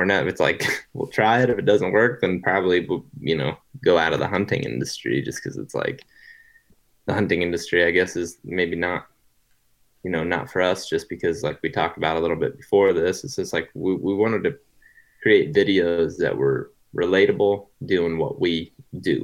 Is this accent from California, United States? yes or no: no; Ohio, United States; also born or lived in Iowa; now in Colorado, United States; I grew up in Ohio, currently live in Colorado.